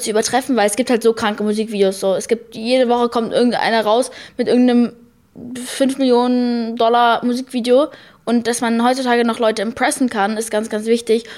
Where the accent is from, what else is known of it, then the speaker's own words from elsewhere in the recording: United States; ich bin Amerikanerin.